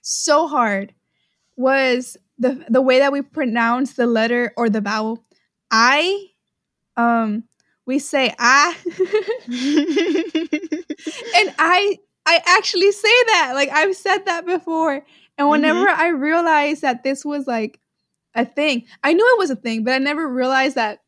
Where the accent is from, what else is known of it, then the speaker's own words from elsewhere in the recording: Houston, Texas, United States; we live in Houston. Like, we're from Houston.